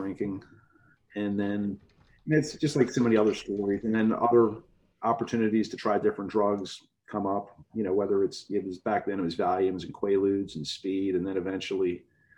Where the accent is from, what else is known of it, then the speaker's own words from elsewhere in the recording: Baltimore, Maryland, United States; I grew up in Baltimore City in a blue collar neighborhood